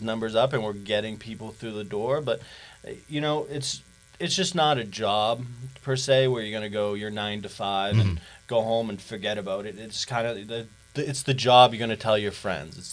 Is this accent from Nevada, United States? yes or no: no; Boston, Massachusetts, United States; accent: Boston; my Boston accent